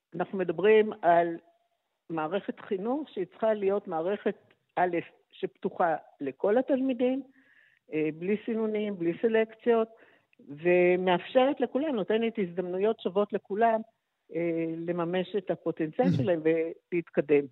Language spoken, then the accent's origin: Hebrew; Haifa, Haifa District, Israel; נולדתי בחיפה ולמדתי בבית ספר ריאלי